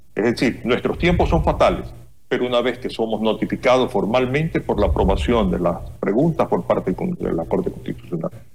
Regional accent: Ecuador; nosotros como ecuatorianos

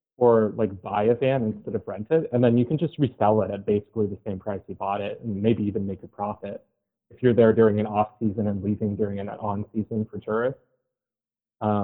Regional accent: United States; as an American

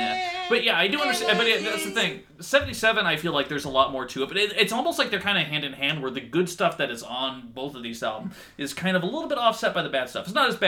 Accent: United Kingdom; Listen, I'm British. I don't know numbers.

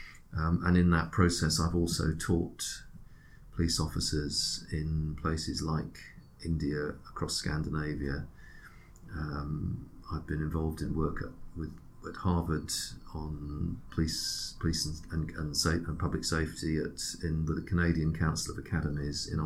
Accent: Switzerland; now in United Kingdom; my first nationality is Swiss.

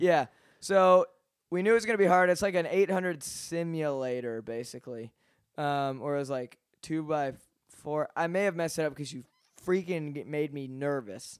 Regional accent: Atlanta, Georgia, United States; I'm from Atlanta

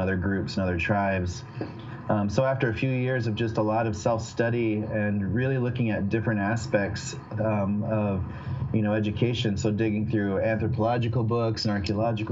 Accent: Pine Ridge Reservation, South Dakota, United States; moved away as an adult; also born or lived in Spearfish, South Dakota; now in Minneapolis, United States; I grew up on Pine Ridge Reservation in South Dakota

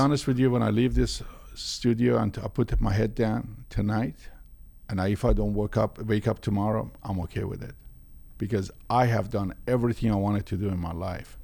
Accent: Tehran, Tehran Province, Iran; born or raised there; moved away

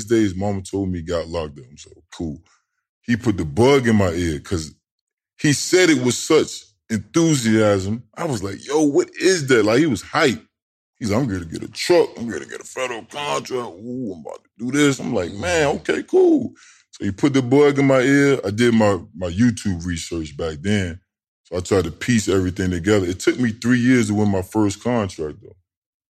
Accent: Norfolk, Virginia, United States; So I'm below the DMV. So you got Northern Virginia, and then you got Tidewater. I'm from Tidewater.

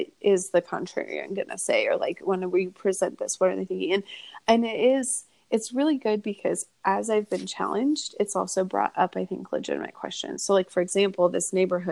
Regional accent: Kearney, Nebraska, United States; I grew up in Kearney.

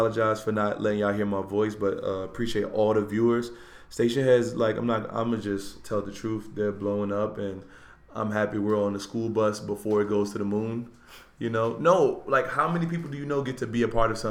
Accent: New York City, New York, United States; I'm from Uptown Harlem

